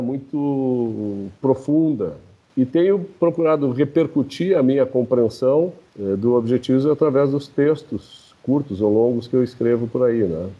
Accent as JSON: {"language": "Portuguese", "country": "Brazil", "said": "Nós, como brasileiros aqui"}